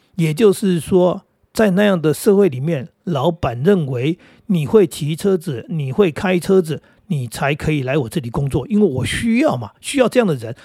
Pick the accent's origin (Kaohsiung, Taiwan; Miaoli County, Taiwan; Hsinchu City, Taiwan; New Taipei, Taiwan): New Taipei, Taiwan; Jinguashi / Jiufen; also born or lived in Hsinchu; now in Taoyuan, Taiwan; 我们家里那个环境地方啊，住在那种，呃，水晶酒哈，各位知道金华十九分那里，那个基本上都是石阶哈